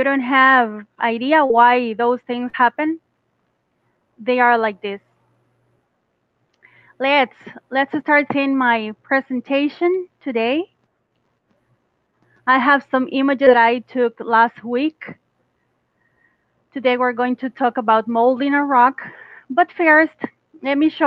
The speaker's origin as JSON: {"language": "English", "country": "Costa Rica", "second_language": "English", "said": "I'm Costa Rican"}